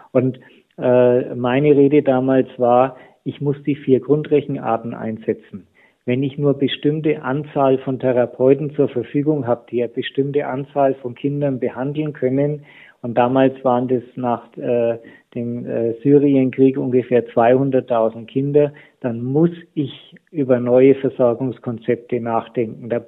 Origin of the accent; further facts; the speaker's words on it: Nuremberg, Bavaria, Germany; ich komme aus Nürnberg, äh, die Stadt war zu 90 Prozent die Altstadt in Schutt und Asche.